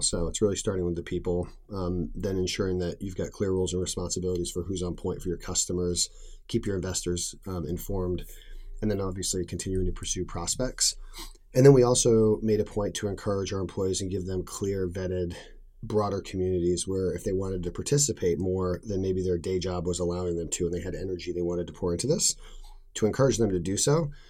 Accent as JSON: {"language": "English", "region": "New England", "country": "United States", "tie": "born or raised there", "said": "I grew up in New England"}